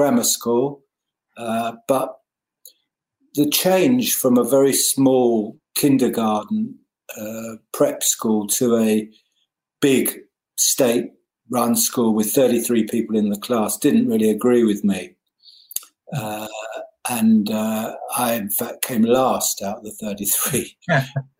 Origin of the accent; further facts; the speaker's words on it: Richmond, London, United Kingdom; I was born in Richmond, Surrey.